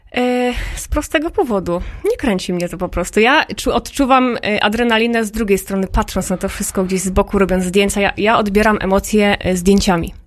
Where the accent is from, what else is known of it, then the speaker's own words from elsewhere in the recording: Toruń, Kuyavian-Pomeranian Voivodeship, Poland; moved away; also born or lived in Podhale; I w Toruniu właśnie się urodziłam ja